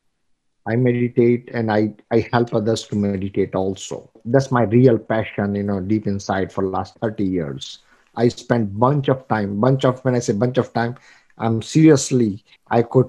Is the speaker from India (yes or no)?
yes; India; moved away as an adult; I come from India, I know the mentality of Indians